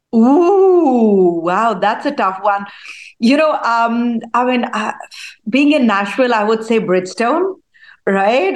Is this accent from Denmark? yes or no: no; India; now in United States; I was born in India. I grew up in India. Spent uh, you know uh, the majority of my childhood over there.